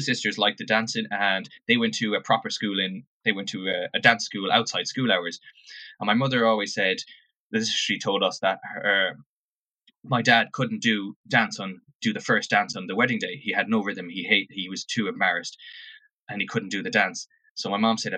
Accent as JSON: {"language": "English", "town": "Oranmore", "region": "Connacht", "country": "Ireland", "tie": "born or raised there", "moved": "as an adult", "said": "So I grew up in Oranmore, Mary Oranmore. So about half hour from Galway City. That's where I grew up and went to school in Oranmore."}